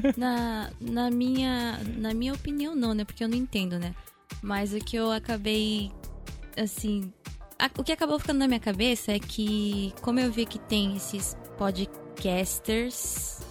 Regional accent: Japan; eu ter sido criada aqui no Japão, né? Tenho pai japonês

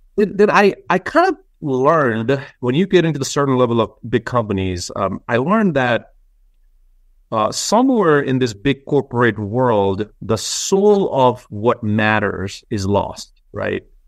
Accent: Nepal; now in United States; we grew up in Nepal

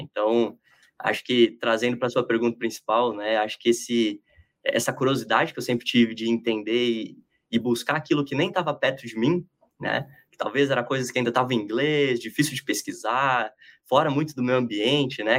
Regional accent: Palmital, São Paulo, Brazil; now in São Paulo, Brazil; Mas eu sou do interior do estado, lá na divisa com o Paraná, quase né? Uma cidadezinha chamada Palmital, de 20 mil habitantes

